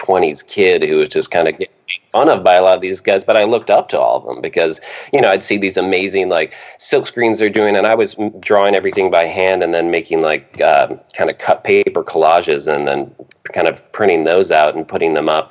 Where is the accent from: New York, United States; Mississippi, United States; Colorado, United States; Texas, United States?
New York, United States; Rochester; growing up in Rochester